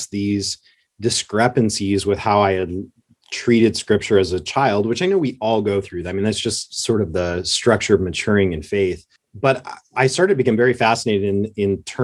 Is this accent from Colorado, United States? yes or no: yes; Southern Colorado, United States; moved away as an adult; also born or lived in Oklahoma; I grew up in Southern Colorado in a little one horse town in Colorado